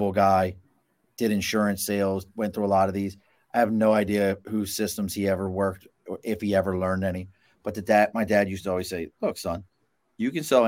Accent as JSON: {"language": "English", "town": "Baltimore", "region": "Maryland", "country": "United States", "tie": "born or raised there", "moved": "yes", "lives_now": "Albany, United States", "said": "I grew up in Baltimore. I'm in Albany, New York right now, but I grew up in Baltimore"}